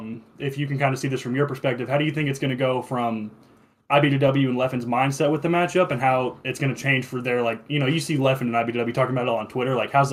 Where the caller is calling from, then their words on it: Kentucky, United States; I'm from Kentucky, calling in.